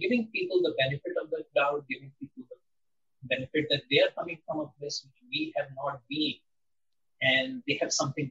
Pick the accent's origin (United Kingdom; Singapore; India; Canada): India; moved away; I grew up in India in a relatively protected environment